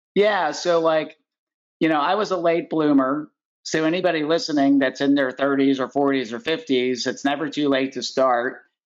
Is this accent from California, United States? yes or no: no; Pittsburgh, Pennsylvania, United States; I grew up in Pittsburgh